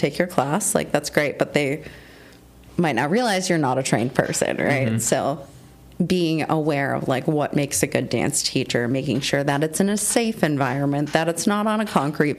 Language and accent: English; Buffalo, New York, United States; now in Erie, United States; I grew up in the Buffalo area